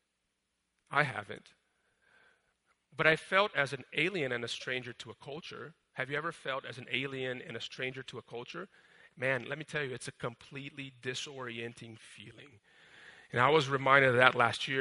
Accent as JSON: {"language": "English", "country": "Brazil", "tie": "born or raised there", "moved": "yes", "said": "I grew up in Brazil"}